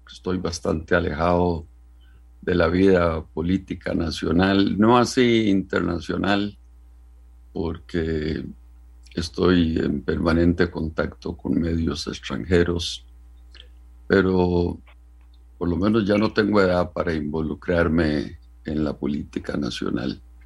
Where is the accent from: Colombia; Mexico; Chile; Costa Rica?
Costa Rica; como costarricense